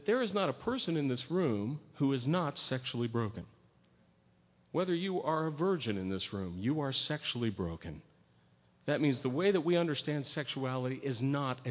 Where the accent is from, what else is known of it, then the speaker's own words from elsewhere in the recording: United States; I was born and raised in America